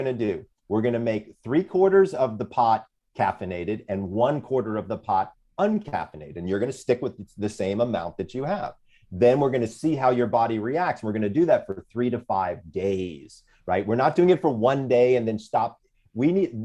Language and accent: English; Sandy Springs, Georgia, United States; I'm from Sandy Springs, Georgia